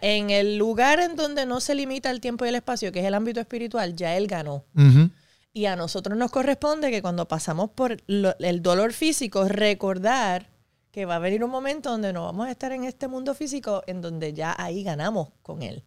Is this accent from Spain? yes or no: no; Puerto Rico; also born or lived in New York City, New York, United States; me crié aquí desde los siete años